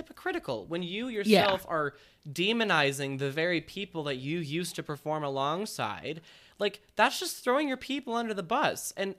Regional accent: Minnesota, United States; From Minnesota, yeah. I'm from Minnesota. Oh, you betcha.

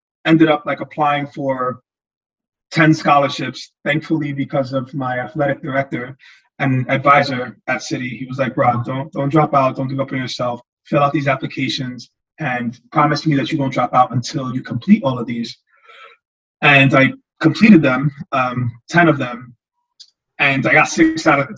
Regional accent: New York City, New York, United States; also born or lived in Yonkers / Bronx / Chestertown, Maryland; I grew up in Harlem, lived in Yonkers, lived in the Bronx.

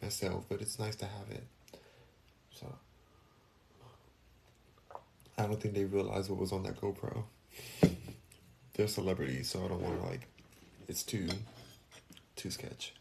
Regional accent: Los Angeles, California, United States; I'm from LA too, born and raised in Los Angeles

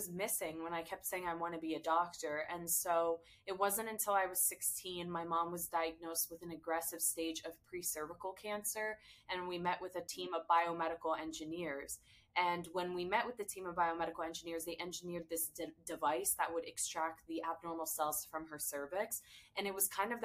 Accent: United States; I was born and raised in America, but I'm first generation Syrian American

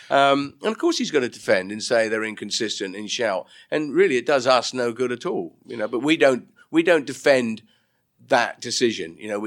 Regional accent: United Kingdom; Well, I'm very British, as you know

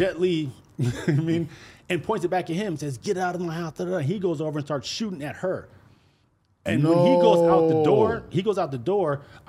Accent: Salinas, California, United States; I grew up in Salinas

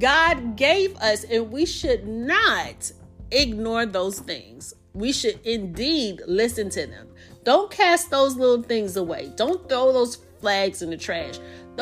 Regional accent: the South, United States; accent: Southern; I live in the South, if you can't already tell by my accent

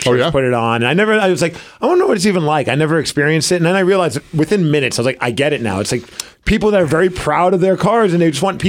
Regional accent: New York, United States; moved away; I grew up in New York.

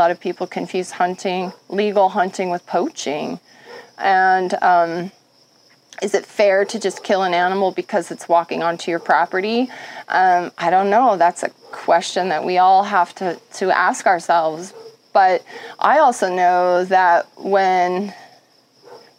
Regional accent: Montana, United States; growing up in Montana

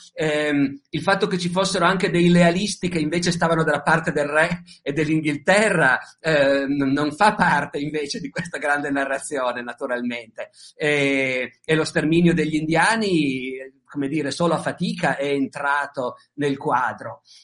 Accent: Italy; noi siamo italiani

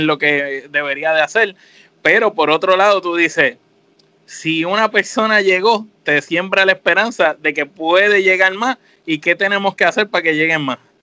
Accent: Puerto Rico; nosotros somos puertorriqueños

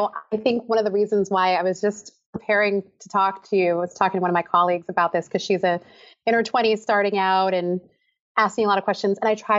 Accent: Philadelphia suburbs, Pennsylvania, United States; now in Massachusetts, United States; Girl, I was the only … in the Philadelphia suburbs.

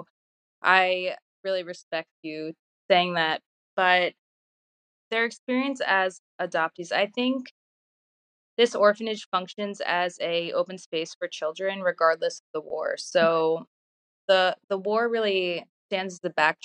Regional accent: Baltimore, Maryland, United States; moved away as an adult; also born or lived in Russia; now in Odessa, Ukraine; I was actually in my hometown of Baltimore

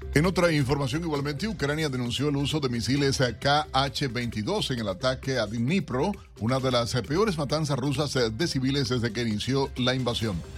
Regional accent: Cuba; como cubano que soy

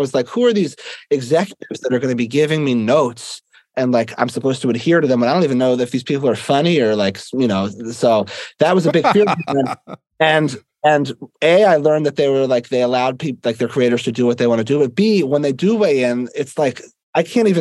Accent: Philadelphia, Pennsylvania, United States; I'm from Philadelphia

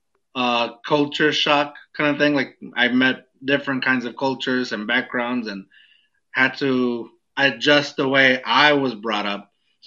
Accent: Eagle Pass, Texas, United States; also born or lived in Mexico; now in San Antonio, United States; I'm from a border town. I was born in Mexico. Was raised in Texas. Nobody knows Eagle Pass

